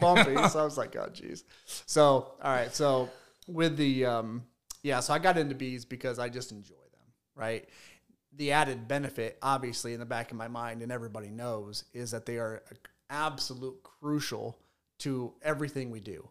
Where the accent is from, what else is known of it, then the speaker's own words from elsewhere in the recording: Fort Wayne, Indiana, United States; I'm from Fort Wayne, right? So I went to a high school much, much bigger than Leo.